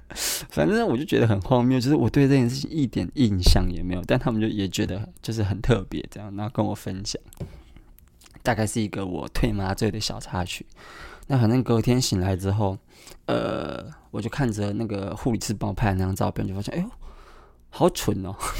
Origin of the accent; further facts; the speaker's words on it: Kaohsiung, Taiwan; now in Taipei, Taiwan; 因为我是高雄人嘛